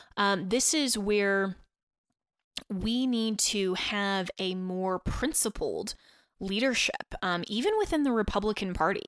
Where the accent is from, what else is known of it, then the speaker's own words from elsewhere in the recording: Colorado, United States; also born or lived in Washington, D.C.; the great state of Colorado, um, my home state, and, uh, where I grew up